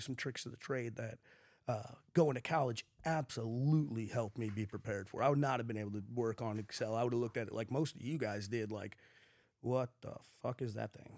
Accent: St. Louis, Missouri, United States; we weren't growing up in West County with money.

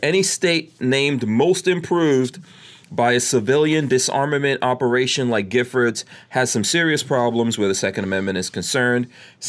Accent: Florida, United States; so we're going to talk a lot about Florida since we're all here from Florida.

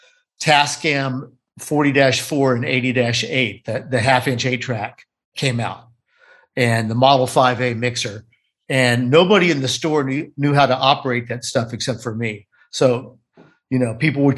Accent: Texas, United States; moved away as an adult; now in California, United States; I grew up in Texas

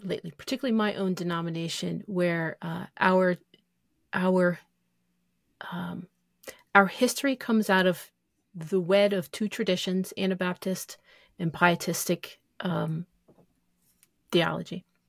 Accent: United States; as American Christians

